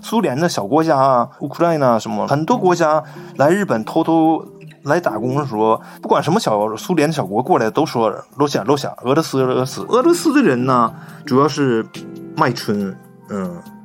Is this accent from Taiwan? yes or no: no; China; 我们中国人